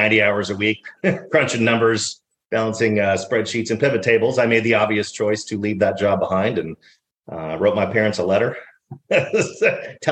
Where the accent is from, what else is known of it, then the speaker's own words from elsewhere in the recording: Dallas, Texas, United States; I grew up in Dallas, Texas